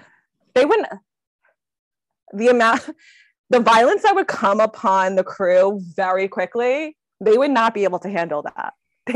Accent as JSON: {"language": "English", "town": "Seaside Heights", "region": "New Jersey", "country": "United States", "said": "I'm from Seaside, which is the Jersey Shore, literally where the Jersey Shore film is from. But I'm from the bougie part of town, which I like to say."}